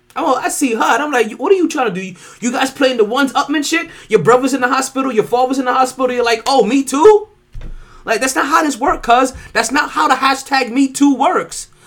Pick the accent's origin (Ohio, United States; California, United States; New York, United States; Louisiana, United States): New York, United States; I'm a New Yorker